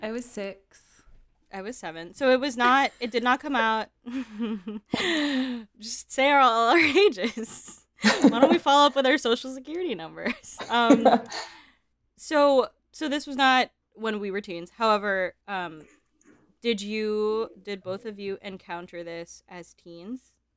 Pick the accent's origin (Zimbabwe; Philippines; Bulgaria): Philippines; moved away; I grew up in the Philippines